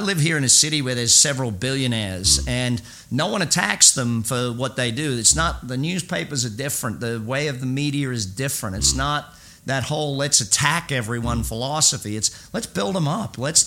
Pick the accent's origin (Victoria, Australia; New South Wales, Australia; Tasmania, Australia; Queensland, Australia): Queensland, Australia; Brisbane; moved away as an adult; now in United States; my hometown of Brizzy